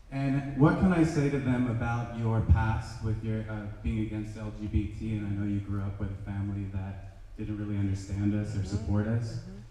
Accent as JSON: {"language": "English", "country": "United States", "said": "I'm an American, and I also happen to be gay."}